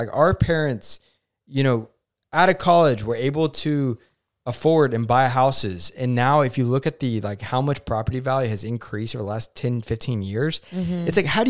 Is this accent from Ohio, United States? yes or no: no; Oklahoma, United States; I'm from Oklahoma. But people hate on our state.